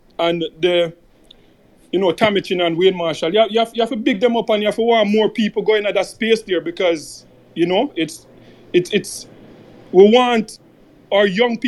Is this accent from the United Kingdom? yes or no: no; Jamaica; now in Canada; we have, especially as Jamaican men, we have this bad reputation